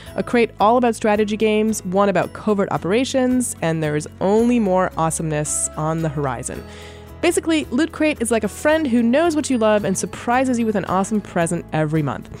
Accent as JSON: {"language": "English", "country": "Canada", "tie": "born or raised there", "moved": "yes", "lives_now": "United States", "said": "even though I'm Canadian, and it wasn't really a big deal in Canada when I was growing up, s, quickly became my favorite holiday when I moved to the U S."}